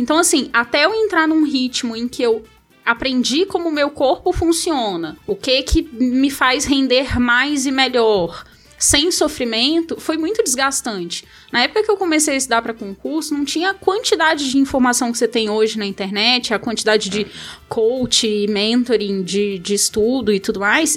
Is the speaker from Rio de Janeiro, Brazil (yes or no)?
yes; Rio de Janeiro, Brazil; moved away as an adult; now in Brasília, Brazil; Eu sou carioca